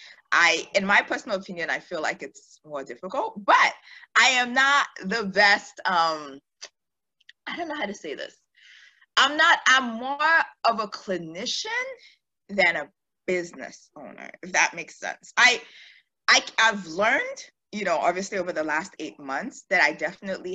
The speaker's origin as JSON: {"language": "English", "town": "Houston", "region": "Texas", "country": "United States", "tie": "born or raised there", "also_born_or_lived": "Nigeria / Maryland / Pearland, Texas / Pittsburgh", "said": "I'm Nigerian, of course. I mean, like most of us are, but I'm from Houston. We moved to the States when I was about 8, I guess, at that point. Used to live in Maryland, ended up moving down to Texas"}